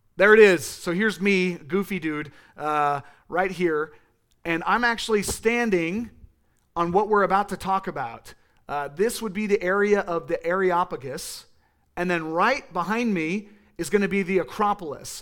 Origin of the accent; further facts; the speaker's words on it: California, United States; I use that voice 'cause I'm from California, and that's how we talk